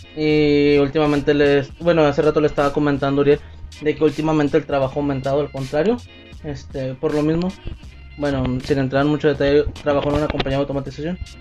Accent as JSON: {"language": "Spanish", "country": "Mexico", "said": "como típico mexicano no me lo tomaba a juego"}